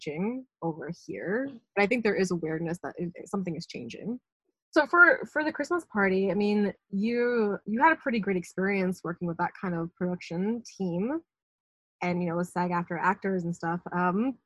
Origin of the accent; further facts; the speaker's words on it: United States; growing up in America